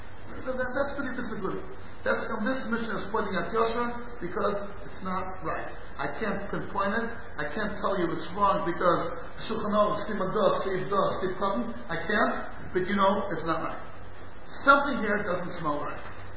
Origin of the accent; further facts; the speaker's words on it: St. Louis, Missouri, United States; moved away; I was born in St. Louis in the end of the 50s